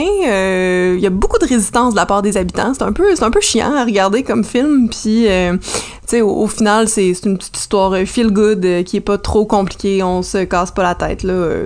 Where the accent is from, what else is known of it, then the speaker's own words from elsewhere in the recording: Salaberry-de-Valleyfield, Quebec, Canada; j'ai grandi à Valleyfield